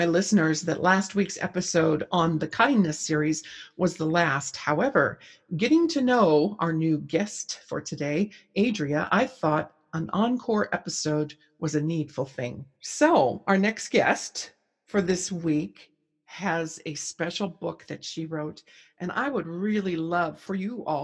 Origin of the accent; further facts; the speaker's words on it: California, United States; I grew up in California